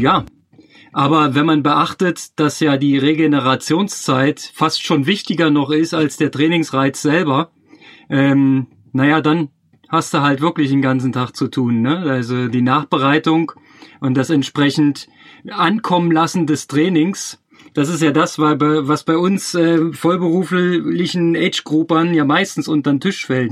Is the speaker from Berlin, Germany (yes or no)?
yes; Berlin, Germany; moved away as an adult; also born or lived in Chemnitz; als Berliner